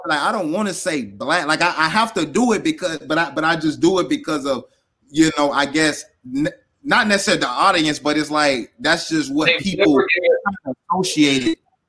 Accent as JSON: {"language": "English", "region": "North Florida", "country": "United States", "moved": "as an adult", "lives_now": "El Paso, United States", "said": "And I'm from Florida. You know, we don't see many Hispanics in Florida, especially in North Florida where I'm from."}